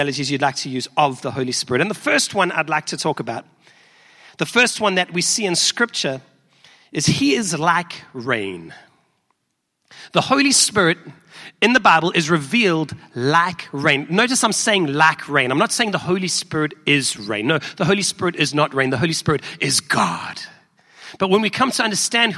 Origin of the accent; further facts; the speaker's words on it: South Africa; accent: South African; now in Chicago, United States; I'm from South Africa, if you may have picked up from my accent